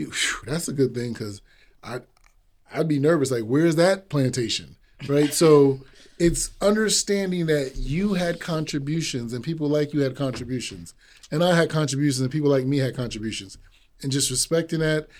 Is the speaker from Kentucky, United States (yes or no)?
no; Massachusetts, United States; also born or lived in Virginia; I grew up here in Massachusetts, so New England